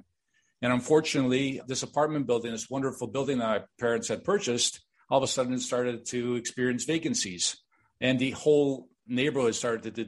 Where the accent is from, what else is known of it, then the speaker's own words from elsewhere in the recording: Chicago, Illinois, United States; also born or lived in Miami Beach, Florida; now in Toronto, Canada; I was born and raised in Chicago to immigrant parents